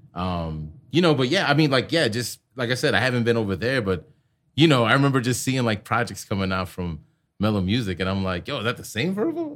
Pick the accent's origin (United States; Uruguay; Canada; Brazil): United States; Chicago, Illinois; moved away; I'm from Chicago and, like, I ran with Moe and crew